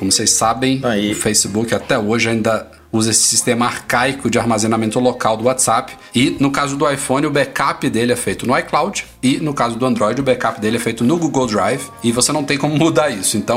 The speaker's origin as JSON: {"language": "Portuguese", "town": "Brasília", "region": "Federal District", "country": "Brazil", "said": "Eu sou de Brasília, aqui da."}